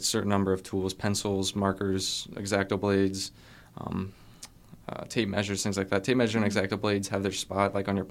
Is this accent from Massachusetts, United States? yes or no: no; Tiffin, Ohio, United States; moved away as an adult; now in Kent, United States; I'm originally from Tiffin, Ohio